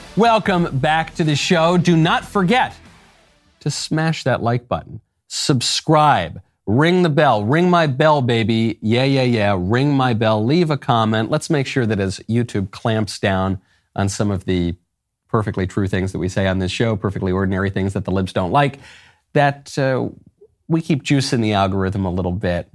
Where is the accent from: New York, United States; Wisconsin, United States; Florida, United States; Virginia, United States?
New York, United States; I grew up in a pretty nice suburb in New York.